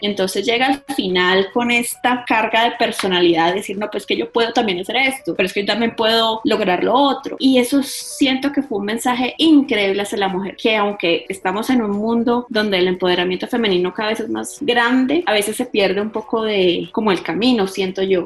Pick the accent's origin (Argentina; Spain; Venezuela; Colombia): Colombia; yo soy colombiana